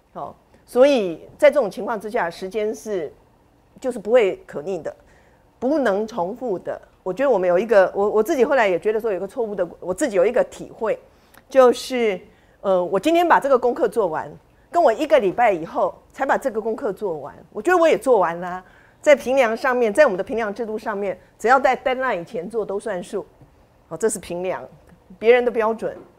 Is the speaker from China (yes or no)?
no; Tainan, Taiwan; now in Taipei, Taiwan; 我们是同乡。我的老家是台南